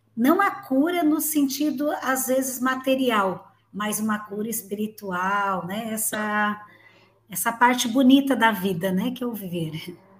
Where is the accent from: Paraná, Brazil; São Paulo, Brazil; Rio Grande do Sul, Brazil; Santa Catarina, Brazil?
Santa Catarina, Brazil; Gravatal; Eu moro em Santa Catarina, minha cidade natal aqui é Gravatal